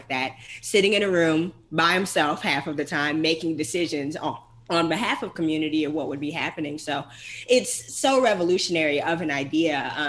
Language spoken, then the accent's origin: English; Atlanta, Georgia, United States; Yeah, so I'm from here. Kyle has been in Atlanta for a long time, and I'm from Vine City, which is NPUL.